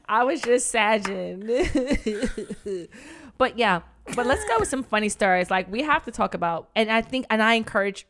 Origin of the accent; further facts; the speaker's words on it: New York City, New York, United States; I'm from the Bronx